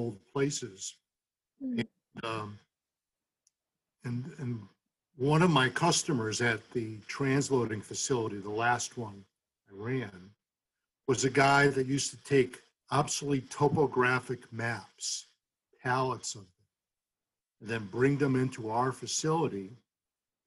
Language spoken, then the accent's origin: English; Holyoke, Massachusetts, United States; also born or lived in Winchester, Massachusetts; I grew up in Holyoke.